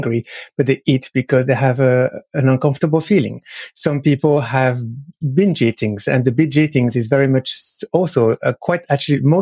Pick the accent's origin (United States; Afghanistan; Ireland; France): France; moved away; I am French. So I grew up in France.